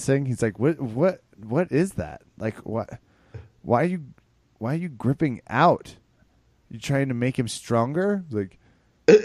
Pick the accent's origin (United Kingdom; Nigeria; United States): United States; Kansas; the masculinity environment in which I was raised in Kansas.